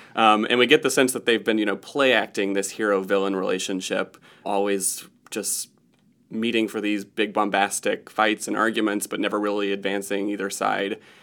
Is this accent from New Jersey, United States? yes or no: no; Newnan, Georgia, United States; moved away as an adult; also born or lived in Chicago; I grew up in Noonan, Georgia, which is thirty miles south of Atlanta